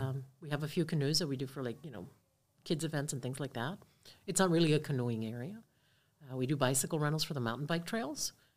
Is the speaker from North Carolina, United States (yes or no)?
no; Key Biscayne, Florida, United States; grew up on the water, uh, grew up on Virginia Key, on Key Biscayne